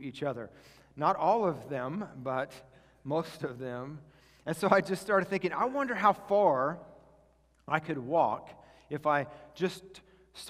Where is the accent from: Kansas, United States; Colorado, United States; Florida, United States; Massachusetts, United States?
Kansas, United States; I grew up mostly in Kansas